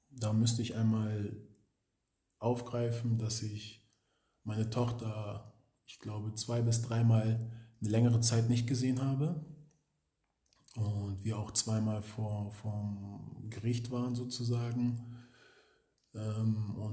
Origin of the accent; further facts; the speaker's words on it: Hamburg, Germany; wir kommen aus Hamburg, das ist so ein Dorf, wo jeder jeder kennt.